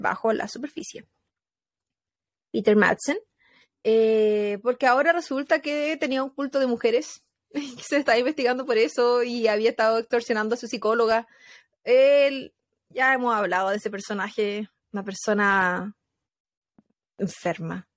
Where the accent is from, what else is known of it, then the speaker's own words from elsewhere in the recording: Chile; moved away; Como personas chilenas que vivimos en el extranjero